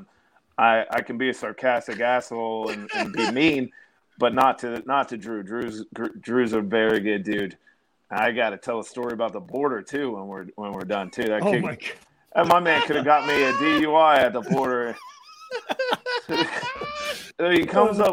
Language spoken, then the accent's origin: English; New Jersey, United States; I'm from the Dirty Jersey.